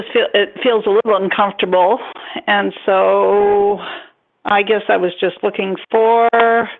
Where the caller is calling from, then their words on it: Northern California, United States; I'm calling from Northern California.